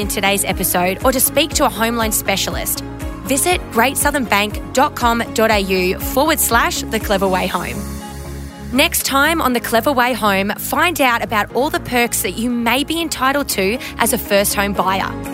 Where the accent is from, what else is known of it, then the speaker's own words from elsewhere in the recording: Queensland, Australia; moved away as an adult; now in Sydney, Australia; I grew up in Queensland